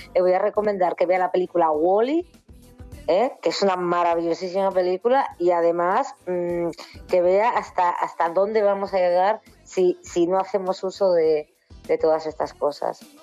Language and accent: Spanish; Asturias, Spain; born or raised there